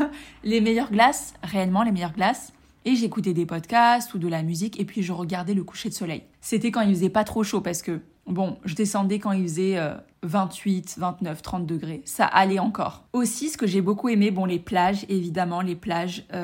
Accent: France; je suis rentrée euh, chez moi, en France, enfin chez mes parents.

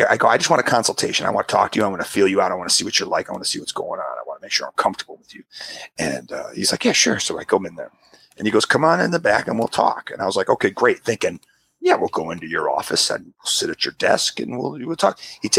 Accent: United Kingdom; I am British

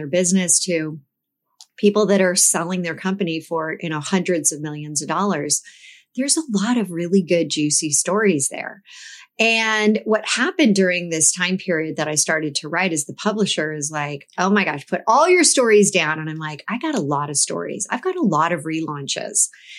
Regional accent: California, United States; But I laugh because as I think about my career growing up in the Silicon Valley

